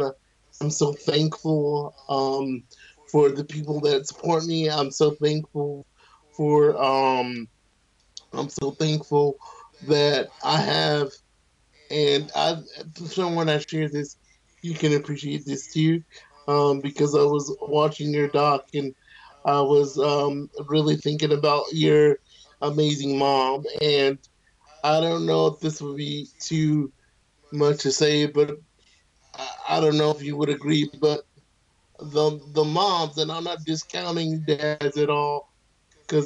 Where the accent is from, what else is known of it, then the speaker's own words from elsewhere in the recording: the South, United States; moved away; I was raised in the South, and my family's from the North